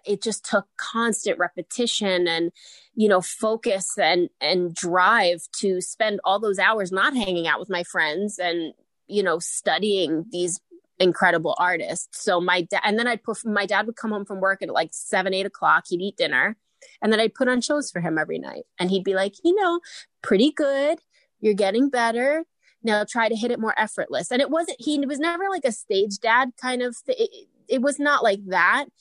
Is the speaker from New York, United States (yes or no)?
yes; New York City, New York, United States; I grew up in Howard Beach, Queens, New York